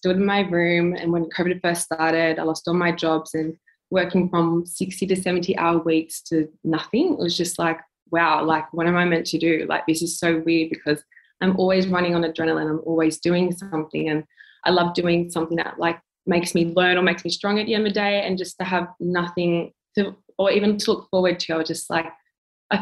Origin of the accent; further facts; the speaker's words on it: Wollongong, New South Wales, Australia; moved away as an adult; now in Melbourne, Australia; I'm 23 years old, currently living in Melbourne. I'm originally from Wollongong. I moved down in December last year